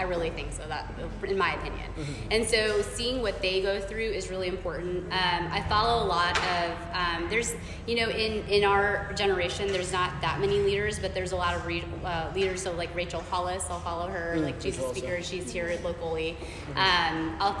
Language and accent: English; India; I never thought in a million years being Indian, you know, being a woman, have a small frame